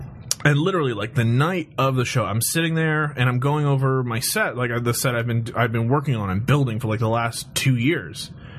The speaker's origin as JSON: {"language": "English", "town": "Palm Springs", "region": "California", "country": "United States", "tie": "born or raised there", "moved": "yes", "said": "I grew up in Palm Springs, so it was like going home."}